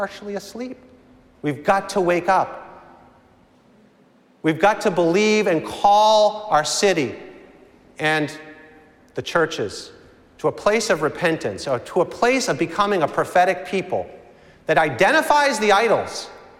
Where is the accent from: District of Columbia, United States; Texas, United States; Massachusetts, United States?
Massachusetts, United States; Reading; moved away; I grew up in Reading, Massachusetts